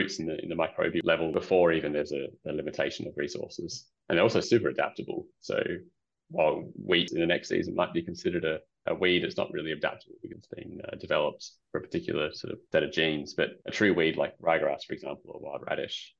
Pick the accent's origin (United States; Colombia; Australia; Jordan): Australia; Perth, Western Australia; I grew up in Perth.